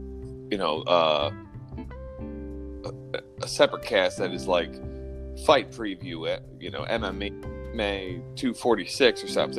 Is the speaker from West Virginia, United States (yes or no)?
no; New York, United States; You from New York? I'm from New York.